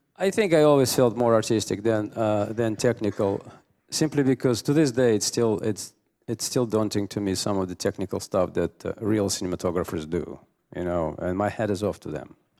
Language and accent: English; Russia; moved away; I come from Russia